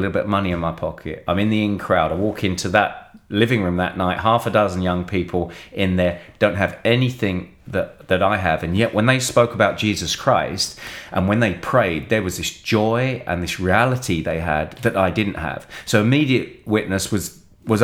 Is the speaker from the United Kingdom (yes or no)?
yes; London, United Kingdom; moved away as an adult; also born or lived in Bournemouth / Newcastle; now in Calgary, Canada; from London originally. Yeah, just out on the southeast there, just into Kent, right next to Charlton Football Club